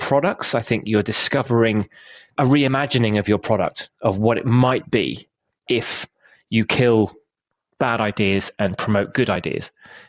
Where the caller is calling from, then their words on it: Bristol, South West England, United Kingdom; I'm joining you from slightly overcast Bristol, UK. It's a bit cold.